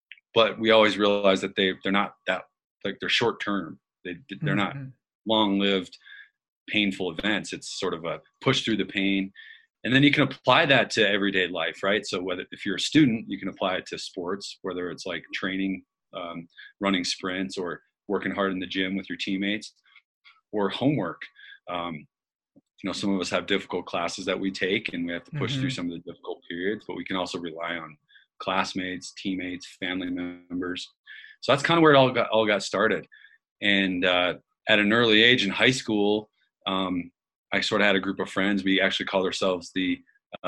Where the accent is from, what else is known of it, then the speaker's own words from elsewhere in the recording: Colorado, United States; I grew up in Colorado